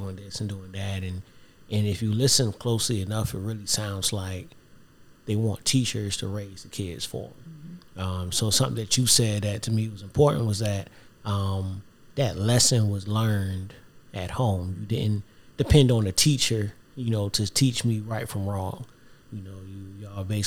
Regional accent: the South, United States; growing up in the South

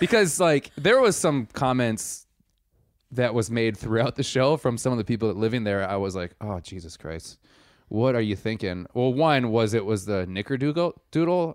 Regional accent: Milwaukee, Wisconsin, United States; I am from Milwaukee.

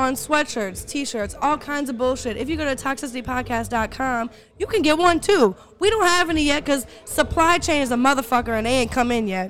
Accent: Texas, United States; I'm a Texan.

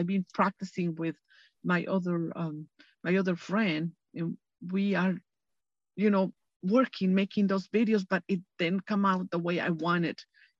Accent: Mexico; English is a second language; moved away as an adult; now in Huntington Beach, United States; I am from Mexico. I was born in Mexico.

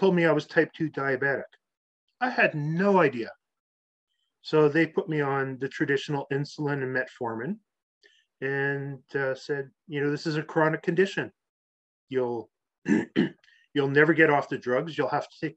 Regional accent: Canada; I grew up playing hockey in Canada outside

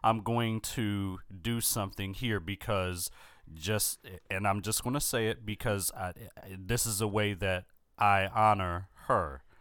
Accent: Philadelphia, Pennsylvania, United States; growing up in Philadelphia

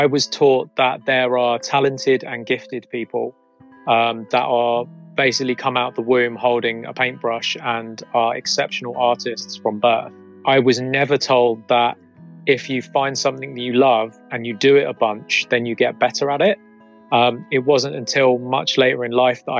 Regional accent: Croydon, London, United Kingdom; I grew up in South Croydon in a little area called Purley.

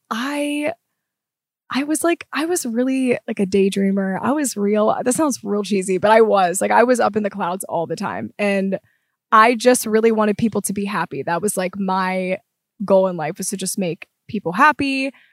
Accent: Pittsburgh, Pennsylvania, United States; moved away; I am from Pittsburgh originally

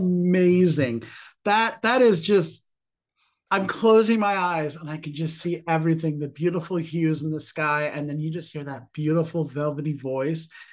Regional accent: New York, United States; As a New Yorker

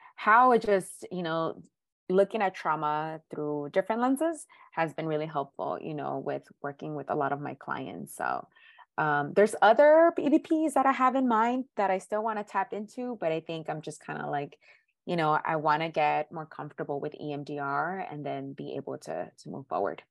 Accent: Los Angeles, California, United States; I was born and raised in South Central in the hood

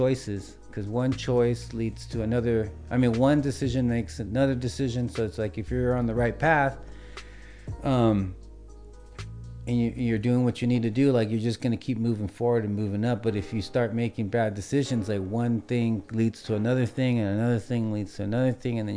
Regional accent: Wilmington, California, United States; also born or lived in San Pedro, California; I enjoyed growing up in Wilmington

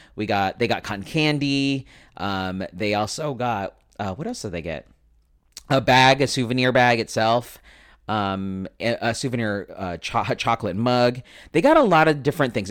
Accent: Philippines; I'm Filipino, so of course I'm gonna have relatives that are in the healthcare profession

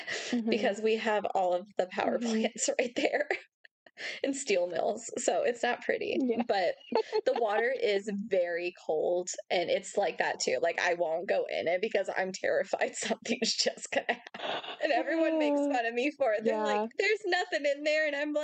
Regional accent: Northwest Indiana, United States; we grew up in Northwest Indiana, my husband

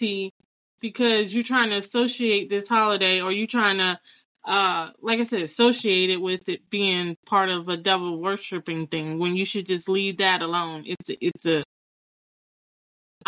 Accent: New Jersey, United States; I grew up mostly in New Jersey

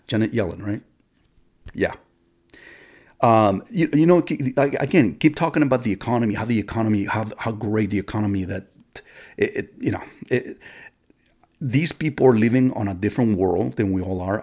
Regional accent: United States; us as American citizens of this country

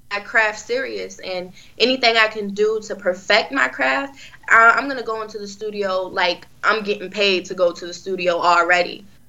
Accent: Virginia Beach, Virginia, United States; I've been in the beach my whole life. So I'm actually from Virginia Beach

